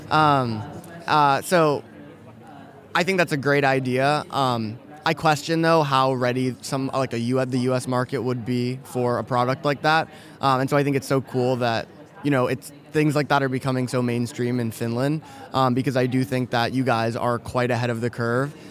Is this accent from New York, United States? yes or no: yes; New York City, New York, United States; moved away; also born or lived in Silicon Valley; I'm from New York City originally